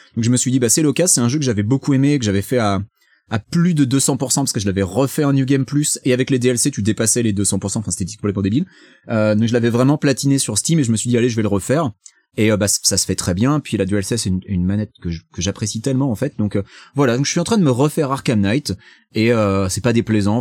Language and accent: French; France; now in United States; je suis français